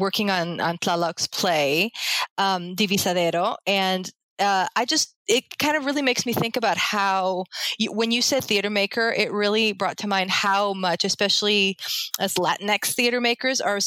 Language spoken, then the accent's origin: English; Colombia; moved away; I'm a Colombian immigrant.